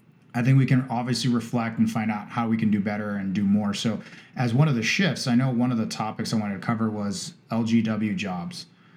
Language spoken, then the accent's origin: English; Cardiff-by-the-Sea, California, United States; I grew up in Cardiff, or for those of you who fully know the area, Cardiff by the Sea. Believe it or not, my grandmother's 105 this year, and my family's been in San Diego and actually in Encinitas for a long, long time.